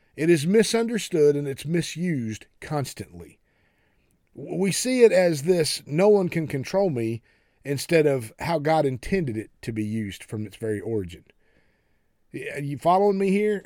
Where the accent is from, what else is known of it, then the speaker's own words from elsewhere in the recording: United States; we especially as American Christians